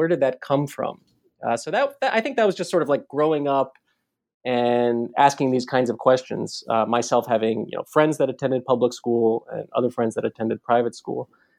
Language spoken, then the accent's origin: English; Baltimore, Maryland, United States; So I grew up in Baltimore. Not too far from Washington, D.C.